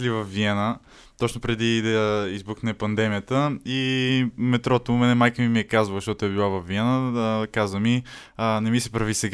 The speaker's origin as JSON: {"language": "Bulgarian", "country": "Bulgaria", "said": "Ние в България с турникети минаваме без"}